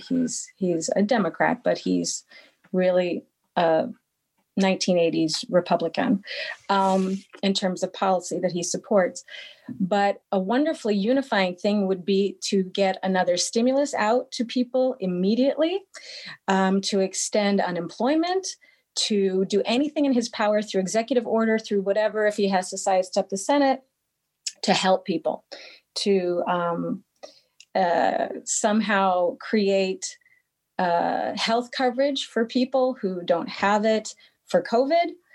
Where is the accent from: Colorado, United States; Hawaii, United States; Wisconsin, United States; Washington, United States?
Washington, United States; Seattle; moved away as an adult; also born or lived in New York City; now in Austria; I'm originally from Seattle, but I moved to Austria from New York